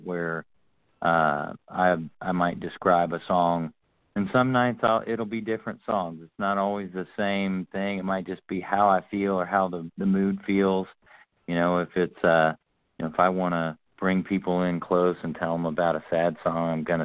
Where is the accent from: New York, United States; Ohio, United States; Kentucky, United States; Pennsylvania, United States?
Ohio, United States; Oxford; where I grew up at in Oxford, Ohio